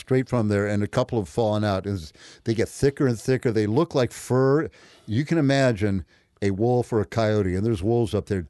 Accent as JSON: {"language": "English", "town": "Peoria", "region": "Illinois", "country": "United States", "tie": "born or raised there", "said": "Well, I was a nature boy as a kid, growing up in Peoria."}